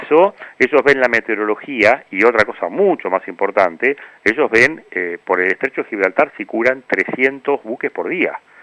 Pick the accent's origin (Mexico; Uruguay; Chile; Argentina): Argentina